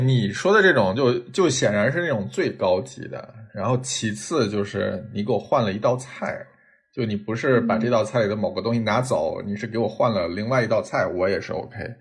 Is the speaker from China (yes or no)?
yes; northern China, China; 作为北方人，像，像，呃，酱豆腐、虾酱嗯、皮蛋这种，我其实小时候也不喜欢